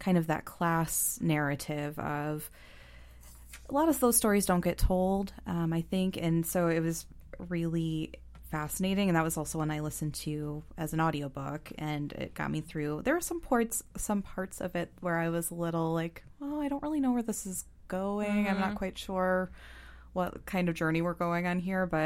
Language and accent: English; Ohio, United States; we're from Ohio